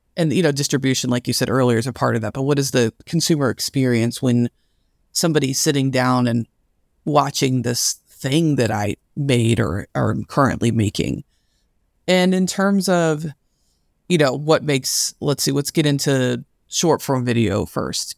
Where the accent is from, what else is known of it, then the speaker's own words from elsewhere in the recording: Louisville, Kentucky, United States; I'm from Louisville, Kentucky